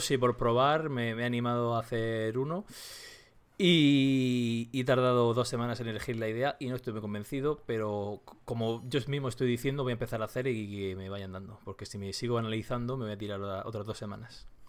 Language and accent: Spanish; Region of Murcia, Spain; accent: Murcian; trilingüe diría yo, que también, que también hablo murciano